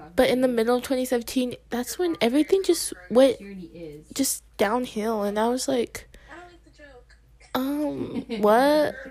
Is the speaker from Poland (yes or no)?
no; United States; I was born in America, but like, oh yeah, I am American